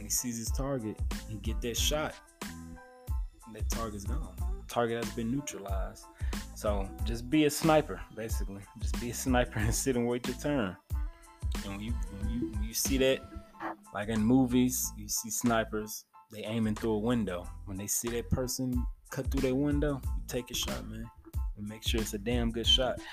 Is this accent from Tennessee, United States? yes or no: yes; Memphis, Tennessee, United States; my hometown of Memphis, Tennessee